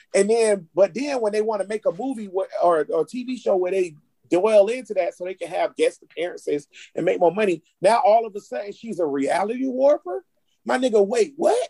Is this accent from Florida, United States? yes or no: yes; Jacksonville, Florida, United States; I'm from Grand Park, nigga, Jacksonville, Florida, nigga, Duval